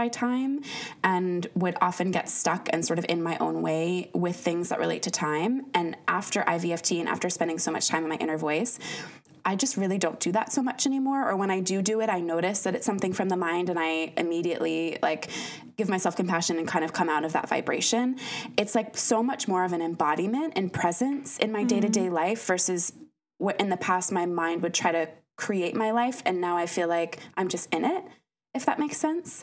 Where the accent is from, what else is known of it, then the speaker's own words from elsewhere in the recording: United States; moved away as an adult; I'm from the States originally